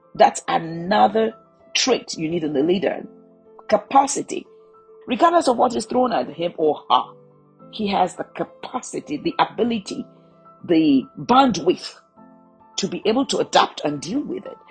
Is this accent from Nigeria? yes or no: yes; Nigeria; I come from the Federal Republic of Nigeria